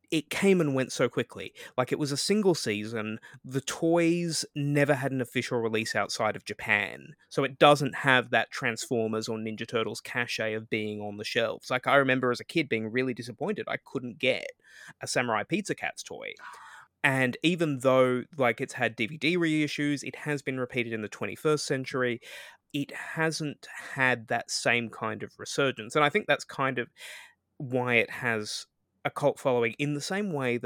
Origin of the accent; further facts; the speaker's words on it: Australia; speaking as an Australian